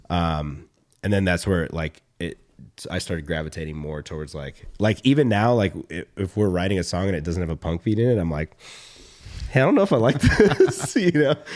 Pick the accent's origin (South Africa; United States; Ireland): United States; Atlanta, Georgia; when I was a kid growing up in Atlanta